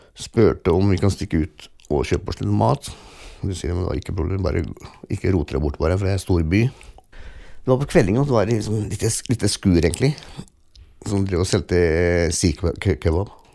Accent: Fredrikstad, Viken, Norway; jeg er oppvokst i Norge

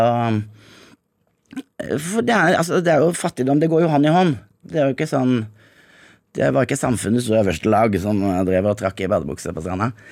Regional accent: Grimstad, Agder, Norway; moved away as an adult; also born or lived in Jamaica; now in Zanzibar, Tanzania; hadde jeg vært hjemme i Grimstad

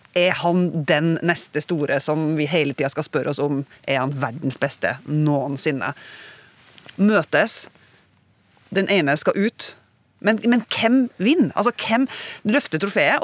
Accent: Northern Norway, Norway

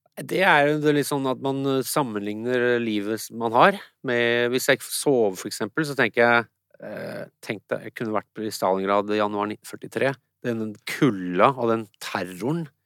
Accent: Nesodden, Akershus, Norway; Når jeg vokste opp um, på Nesodden

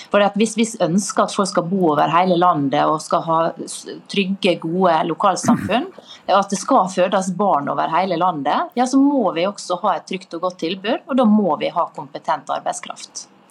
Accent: Møre og Romsdal, Norway; Møre og Romsdal, der jeg kommer fra

